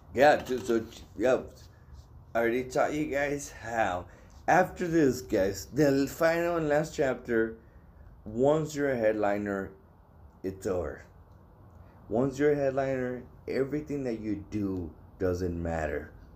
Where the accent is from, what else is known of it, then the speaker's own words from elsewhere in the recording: El Paso, Texas, United States; I'm from El Paso.